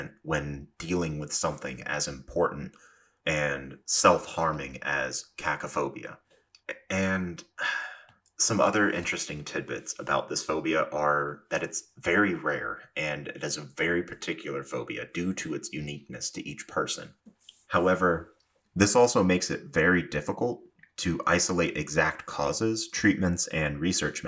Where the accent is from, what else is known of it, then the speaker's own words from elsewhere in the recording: the South, United States; I am from the South, and while I do my best to not have an accent slip through, sometimes it inevitably does